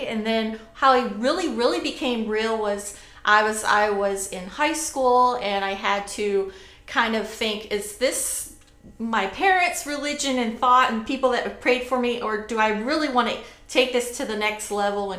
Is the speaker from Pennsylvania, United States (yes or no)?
yes; Rochester, Pennsylvania, United States; moved away; I grew up in Rochester, Pennsylvania, so really lived on the Ohio River.